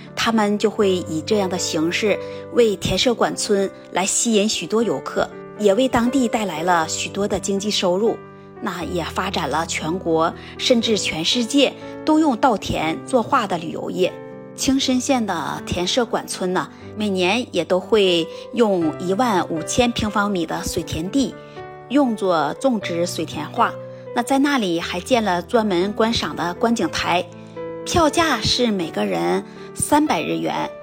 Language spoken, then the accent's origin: Chinese; China; also born or lived in Nagano Prefecture, Japan; now in Nagano, Japan; 我们国家